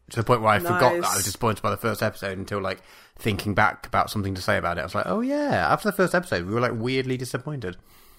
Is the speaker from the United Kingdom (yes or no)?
yes; United Kingdom; I am British.